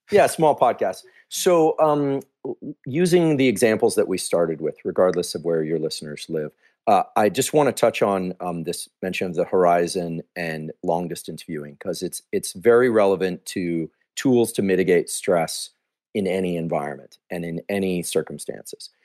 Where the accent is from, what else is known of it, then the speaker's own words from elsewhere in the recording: Silicon Valley, California, United States; I grew up here in Silicon Valley, I'm from here